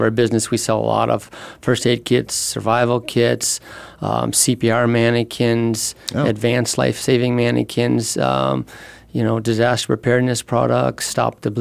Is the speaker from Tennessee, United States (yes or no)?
no; Phoenix, Arizona, United States; moved away as an adult; also born or lived in San Diego, California; I grew up in Phoenix and Scottsdale. Went to Chaparral, graduated from ASU. So this is, you know, my hometown.